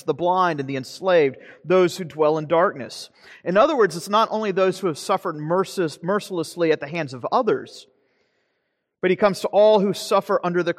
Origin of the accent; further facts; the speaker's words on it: Florida, United States; You know, back home, I grew up in North Florida